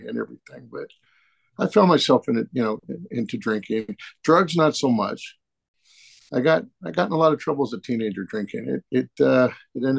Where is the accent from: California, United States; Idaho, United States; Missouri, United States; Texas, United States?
California, United States; Northern; I was born out in Southern California, out in the desert area, but family relocated up to Northern California.